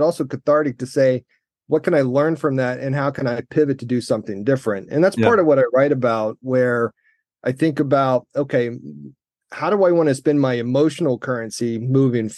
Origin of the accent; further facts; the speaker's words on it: Central Florida, United States; Central Florida kid, never been overseas.